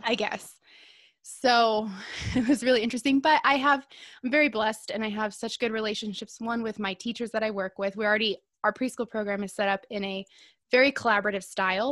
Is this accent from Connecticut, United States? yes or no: no; Southern California, United States; I live in Southern California. I was born and raised in Southern California